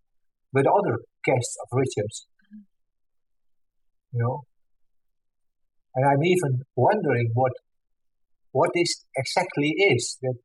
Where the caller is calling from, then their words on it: Netherlands; I'm calling from the Netherlands.